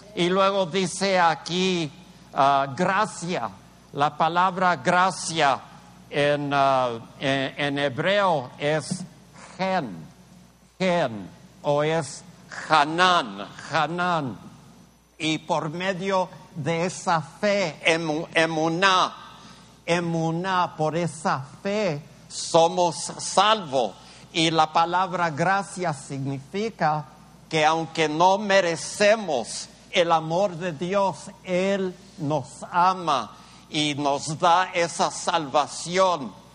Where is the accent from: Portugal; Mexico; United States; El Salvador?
United States; El Paso, Texas; yo crecí, yo crecí en un, pueblito allí en El Paso